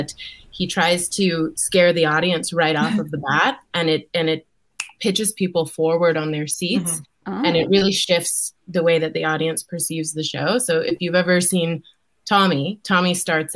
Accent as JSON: {"language": "English", "town": "Red Deer", "region": "Alberta", "country": "Canada", "tie": "born or raised there", "said": "I grew up in Red Deer, Alberta."}